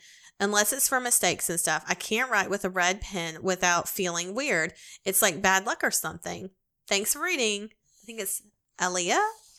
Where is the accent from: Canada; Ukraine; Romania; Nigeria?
Canada; I'm Japanese Canadian, so whenever I do it, or someone else does it, I am extremely uncomfortable.